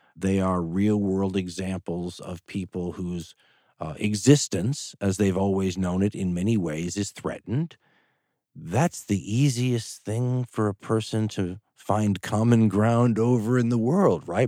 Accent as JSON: {"language": "English", "town": "Los Angeles", "region": "California", "country": "United States", "tie": "born or raised there", "also_born_or_lived": "Boulder, Colorado / Western Oregon", "moved": "as an adult", "lives_now": "Oregon, United States", "said": "I was a kid from Los Angeles, California, family in the film business"}